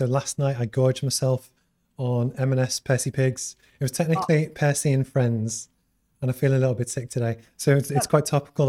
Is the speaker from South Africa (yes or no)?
no; Liverpool, North West England, United Kingdom; accent: Scouse; It's my hometown.